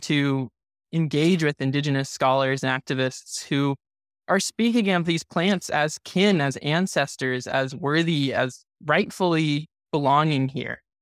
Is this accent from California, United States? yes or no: yes; Santa Cruz, California, United States; now in Los Angeles, United States; my hometown in Santa Cruz